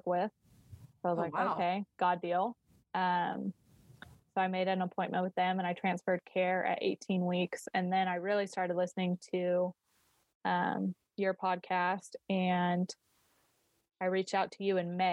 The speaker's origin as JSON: {"language": "English", "region": "Colorado", "country": "United States", "said": "I'm from Colorado."}